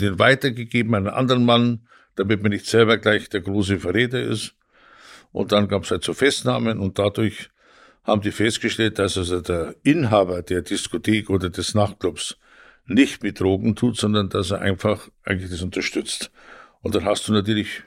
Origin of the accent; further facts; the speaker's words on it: Tegernsee, Bavaria, Germany; moved away as an adult; also born or lived in Italy; now in Northern Germany, Germany; Ich komme aus dem schönen Tegernsee. Ich Bin auch da groß geworden